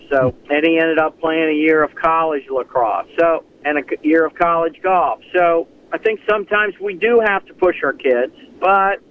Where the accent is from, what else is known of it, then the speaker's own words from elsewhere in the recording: Stuart, Florida, United States; I grew up in Stuart, Florida, Martin County, Florida, county just north of West Palm Beach